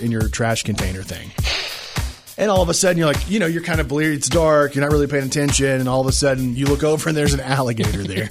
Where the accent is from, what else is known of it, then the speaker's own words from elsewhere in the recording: Texas, United States; I'm a Texan.